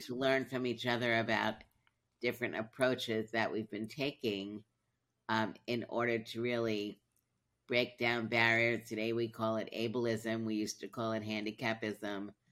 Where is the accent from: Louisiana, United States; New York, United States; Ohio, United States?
New York, United States; New York City; moved away; I grew up in Brooklyn, then I moved